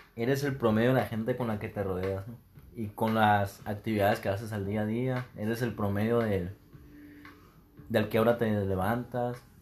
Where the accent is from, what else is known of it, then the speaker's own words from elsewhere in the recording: Hermosillo, Sonora, Mexico; Soy un joven de 23 años de Hermosillo, Sonora